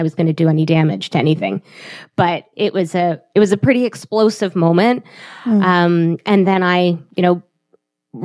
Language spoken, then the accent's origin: English; Toronto, Ontario, Canada; also born or lived in Montreal; we're from Toronto